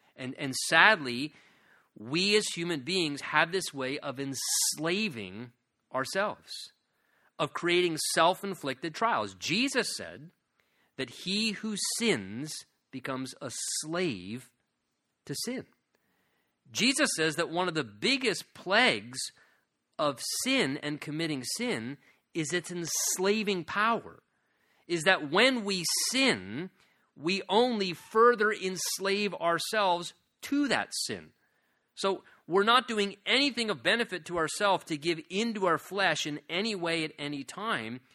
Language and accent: English; United States